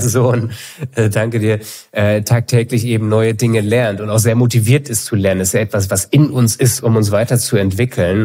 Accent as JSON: {"language": "German", "town": "Münster", "region": "North Rhine-Westphalia", "country": "Germany", "tie": "born or raised there", "also_born_or_lived": "Kiel", "moved": "as an adult", "lives_now": "Hamburg, Germany", "said": "Ich bin in Kiel geboren, dann die meiste Zeit in Münster gelebt und jetzt, äh, sehr happy in Hamburg seit fünf Jahren."}